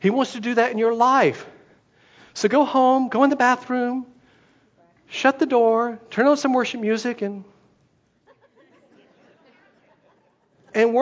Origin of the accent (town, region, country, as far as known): United States